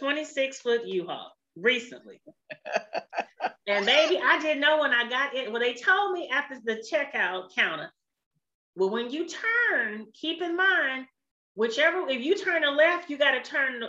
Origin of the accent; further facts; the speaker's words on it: San Francisco Bay Area, California, United States; I'm from the San Francisco Bay Area.